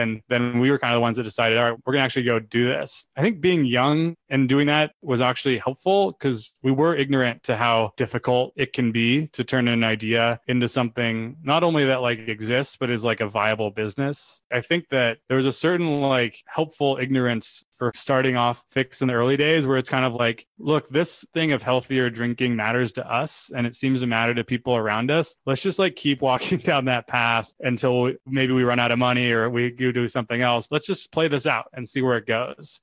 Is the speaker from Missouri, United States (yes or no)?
no; Sacramento, California, United States; now in San Francisco, United States; I was born in Sacramento, which is about two hours away from San Francisco